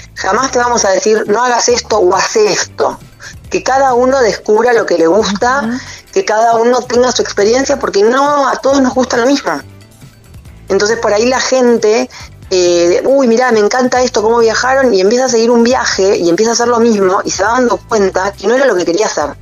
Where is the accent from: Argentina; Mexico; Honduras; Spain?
Argentina; Trelew, Chubut; yo soy de Trelew